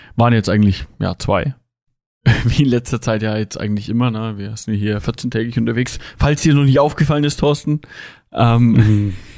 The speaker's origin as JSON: {"language": "German", "country": "Germany", "said": "bei uns in Deutschland"}